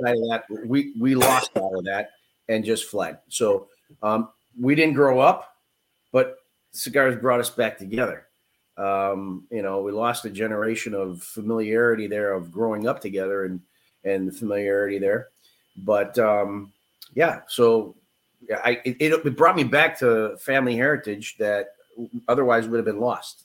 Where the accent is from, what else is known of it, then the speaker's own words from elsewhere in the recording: Chicago, Illinois, United States; I was born in Chicago, which is why you probably hear the accent